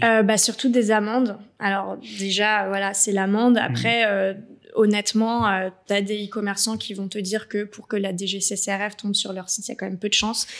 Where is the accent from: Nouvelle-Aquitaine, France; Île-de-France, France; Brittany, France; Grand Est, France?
Île-de-France, France; Paris; moved away as an adult; now in Marseille, France; je suis parisienne